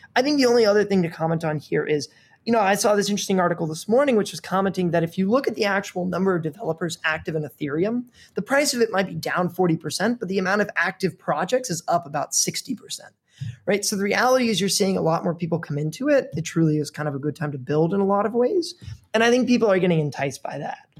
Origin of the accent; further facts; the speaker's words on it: Missouri, United States; moved away; I grew up in the Midwest in Missouri